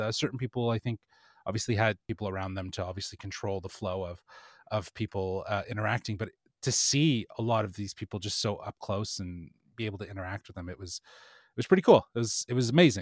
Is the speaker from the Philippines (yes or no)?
no; Canada; being Canadian